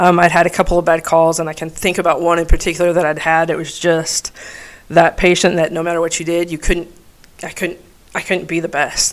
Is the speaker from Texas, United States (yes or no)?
yes; El Paso, Texas, United States; I grew up in El Paso, Texas